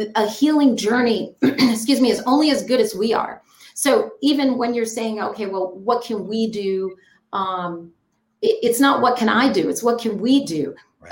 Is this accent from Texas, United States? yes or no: no; New York, United States; also born or lived in Jamaica; I grew up on Manhattan and Jamaica